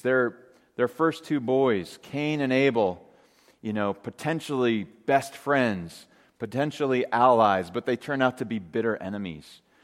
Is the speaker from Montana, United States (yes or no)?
yes; Great Falls, Montana, United States; growing up in Great Falls, Montana